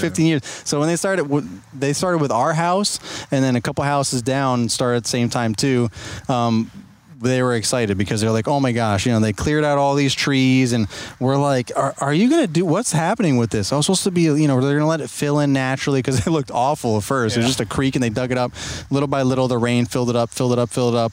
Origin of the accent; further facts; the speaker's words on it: New York, United States; now in Virginia, United States; I was born and raised in New York and moved down to Virginia